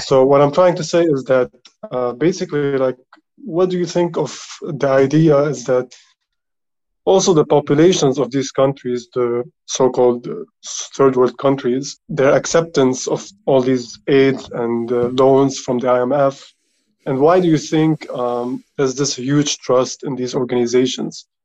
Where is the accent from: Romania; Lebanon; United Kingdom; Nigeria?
Lebanon; I'm from Lebanon